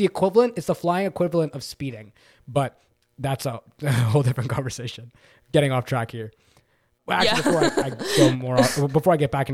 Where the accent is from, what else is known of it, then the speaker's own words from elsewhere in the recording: Toronto, Ontario, Canada; accent: Toronto; That's my Toronto accent.